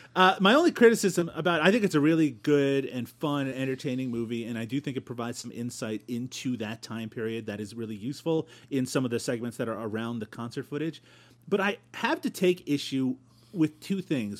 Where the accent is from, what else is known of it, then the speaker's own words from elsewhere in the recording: Newfoundland and Labrador, Canada; also born or lived in Ontario; now in Peterborough, Canada; I grew up in Newfoundland